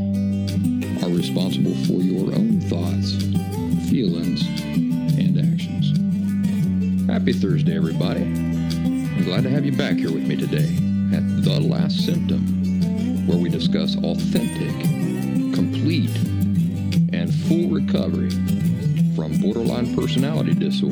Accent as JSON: {"language": "English", "region": "Appalachia", "country": "United States", "tie": "born or raised there", "also_born_or_lived": "Philadelphia", "moved": "yes", "said": "my style of life of growing up in the Appalachian woods"}